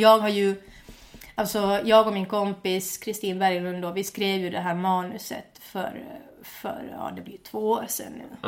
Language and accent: Swedish; Finland; first language Swedish; also born or lived in Åland; Jag flyttade från Finland när jag var, eh, till Åland när jag var 11